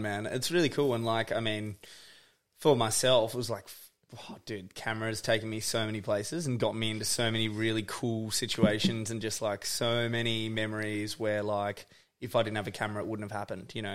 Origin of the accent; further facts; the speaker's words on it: Forest, Tasmania, Australia; moved away as an adult; also born or lived in Melbourne / Byron Bay; now in Bright, Australia; I grew up in Northwest Tasmania, like in this place, Forest is the actual name of the, the town.